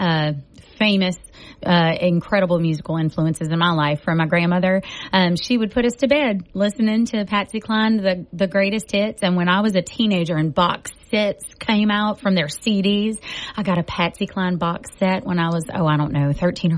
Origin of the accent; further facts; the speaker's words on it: Cajun, south Louisiana, United States; I'm a Cajun from down south